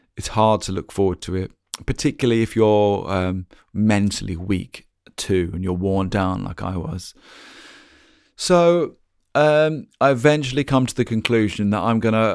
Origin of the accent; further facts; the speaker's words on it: Norwich, East of England, United Kingdom; moved away as an adult; also born or lived in London; we decided to come back to my hometown, um, back here in Norwich